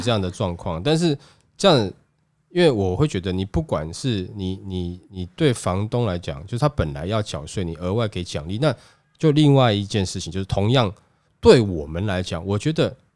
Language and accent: Chinese; Taiwan; 我们台湾人